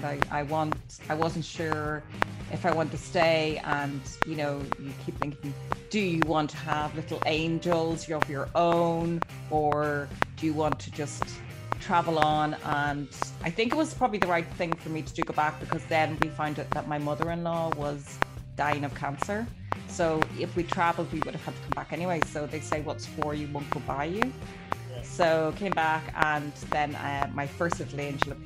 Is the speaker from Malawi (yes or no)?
no; Ireland; moved away as an adult; also born or lived in Dubai; I came from Ireland